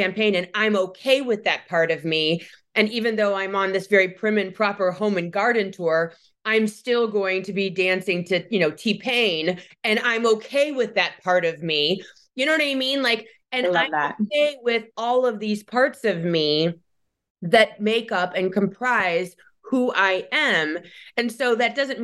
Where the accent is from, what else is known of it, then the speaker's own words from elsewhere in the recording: Michigan, United States; my hometown where I live now